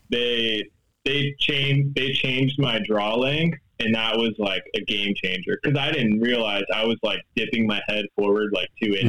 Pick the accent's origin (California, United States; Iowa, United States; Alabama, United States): California, United States; Los Angeles; I'm from Los Angeles, California